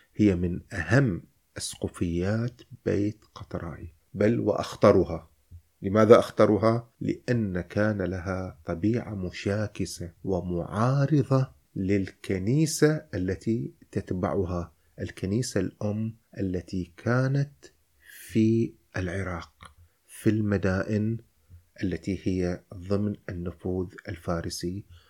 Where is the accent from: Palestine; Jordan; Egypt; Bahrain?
Bahrain; Al Dair, Muharraq Governorate; نحن مسيحيون نحن لدينا في قريتنا مسجدا اسمه الراهب